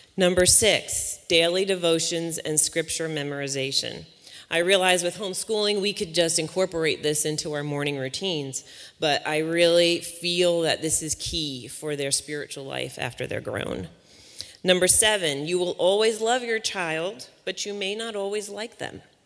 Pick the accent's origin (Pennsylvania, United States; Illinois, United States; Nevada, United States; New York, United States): New York, United States; Long Island; now in West Virginia, United States; I'm originally from Long Island, New York, uh, but West Virginia has been my home for the past 17 years now